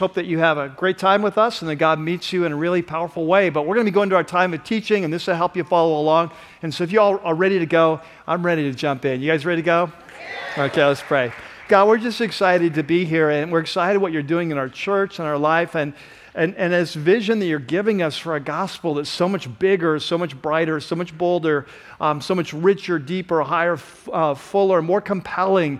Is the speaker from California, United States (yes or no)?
yes; San Diego, California, United States; I grew up in San Diego